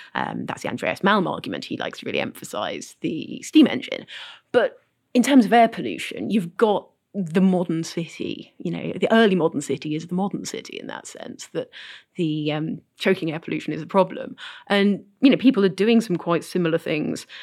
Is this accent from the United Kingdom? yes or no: yes; United Kingdom; I'm British